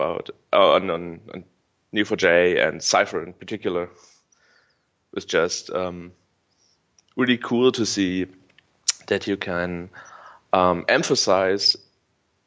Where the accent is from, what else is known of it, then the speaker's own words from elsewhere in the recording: Dresden, Saxony, Germany; I'm a student from Dresden